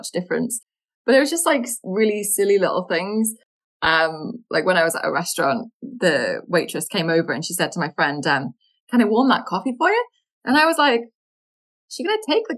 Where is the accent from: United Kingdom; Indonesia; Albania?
United Kingdom; But I'm British